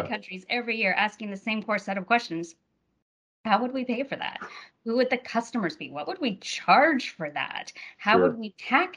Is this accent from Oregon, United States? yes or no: yes; Salem, Oregon, United States; I grew up in Salem, Oregon